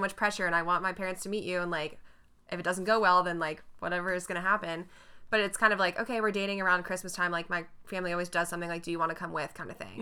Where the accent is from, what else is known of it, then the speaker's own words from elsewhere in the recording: North Carolina, United States; you can't even tell that I'm from North Carolina.